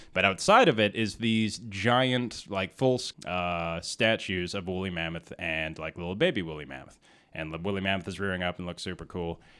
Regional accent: Whitehorse, Yukon, Canada; moved away; also born or lived in Vancouver; I grew up in Whitehorse, Yukon

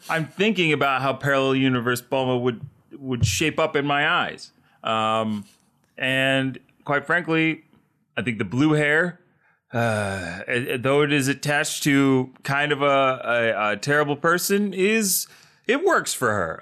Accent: Delaware, United States; I'm from Delaware

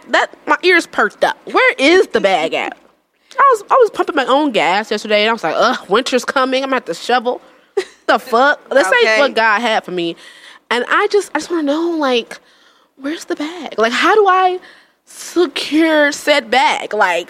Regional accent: Jamaica; One of my jobs, because you know, I'm Jamaican. I got a lot of jobs.

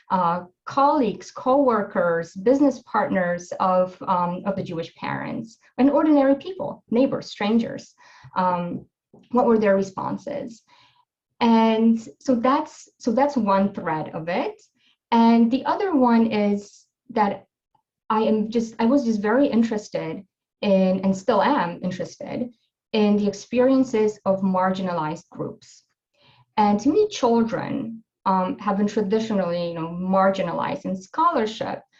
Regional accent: Poland; my being Polish and of course like that shaped my interest um, about what happened in my home country

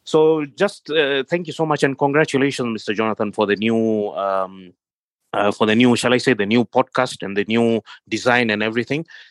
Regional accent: Kenya; now in Jordan; I am from Kenya originally in East Africa

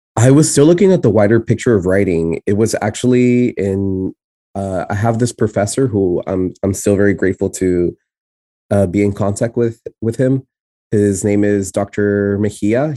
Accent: San Antonio, Texas, United States; first language Spanish; English is a second language; also born or lived in El Paso, Texas; the place where I specifically was raised in, in Texas is San Antonio, and I'm from the South Side

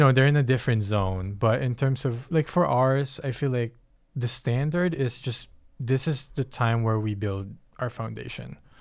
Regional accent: Philippines; moved away; I come from the Philippines

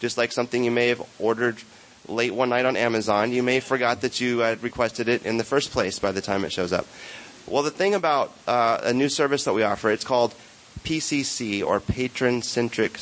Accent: Santa Barbara, California, United States; my hometown

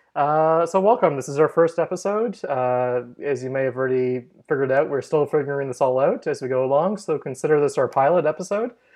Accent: Canada; we're both Canadian here

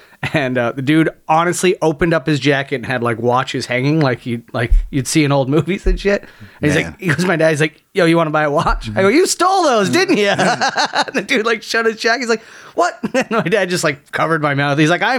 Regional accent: Niagara, Ontario, Canada; We used to go to Buffalo, because I grew up in Niagara.

